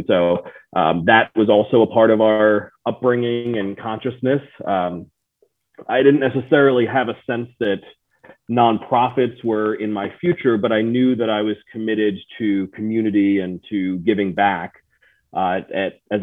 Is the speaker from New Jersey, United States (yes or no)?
yes; New Jersey, United States; also born or lived in Illinois; I grew up in New Jersey. I was born in Illinois, but we moved to New Jersey when I was fairly young.